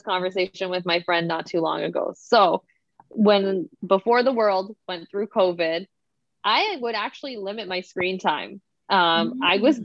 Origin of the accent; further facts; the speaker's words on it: Toronto, Ontario, Canada; I am definitely from Toronto